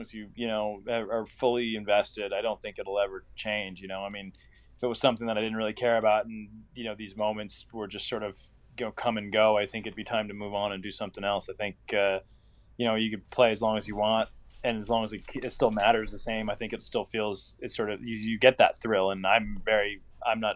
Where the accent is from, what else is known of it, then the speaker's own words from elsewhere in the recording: Indianapolis, Indiana, United States; my hometown of Indianapolis